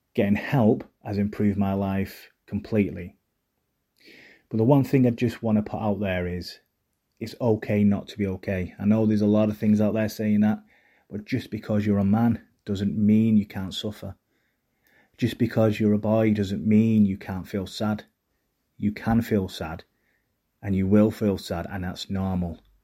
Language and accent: English; Manchester, North West England, United Kingdom; accent: Mancunian; I had a Mancunian accent